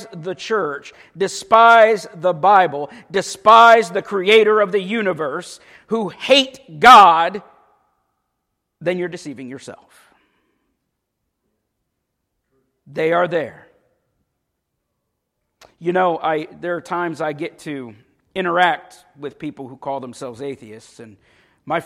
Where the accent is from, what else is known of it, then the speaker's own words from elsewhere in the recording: Paisley, Florida, United States; I grew up in Paisley